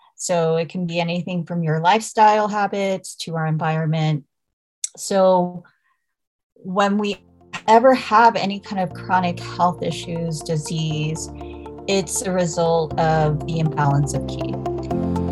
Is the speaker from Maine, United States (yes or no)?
no; Dallas, Texas, United States; I'm Korean American. I was born and raised in Dallas, Texas